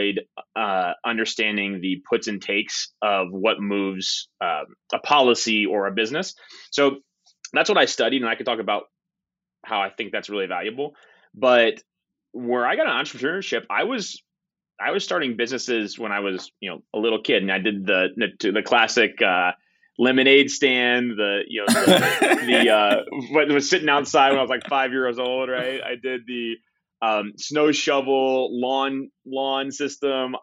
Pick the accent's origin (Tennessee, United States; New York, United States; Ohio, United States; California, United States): Ohio, United States; Southwest; I grew up in Southwest Ohio